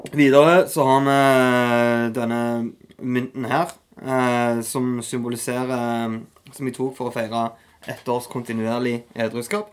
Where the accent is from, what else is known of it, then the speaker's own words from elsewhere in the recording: Norway; also born or lived in Etne / Kampen / Taiwan; litt ute på barneskolen, så flytta jeg til Kjensvoll.